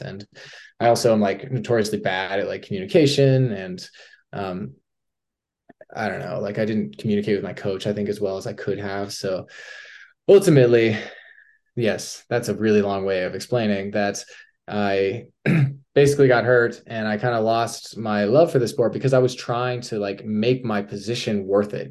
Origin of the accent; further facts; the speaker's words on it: Durango, Colorado, United States; now in Salt Lake City, United States; I'm from Durango, Colorado, Southwest Colorado